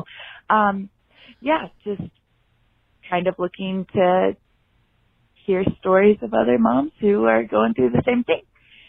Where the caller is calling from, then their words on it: Buena Vista, Colorado, United States; I am calling from Buena Vista, Colorado.